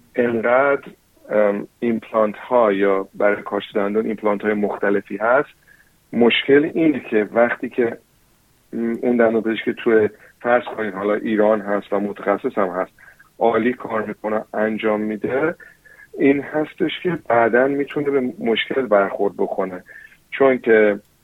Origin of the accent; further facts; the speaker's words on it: New Zealand; Persian is a second language; now in Australia; من چون فارسیم اولین لنگویجم نبوده یعنی من تو نیوزیلند به دنیا آمدم و بزرگ شدم